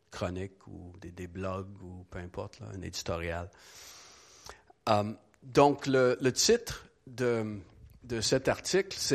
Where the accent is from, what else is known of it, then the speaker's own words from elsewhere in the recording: Quebec, Canada; born there; Je suis né au Québec dans les années 80 d'une mère habitibienne qui avait sûrement eu son voyage du petit Jésus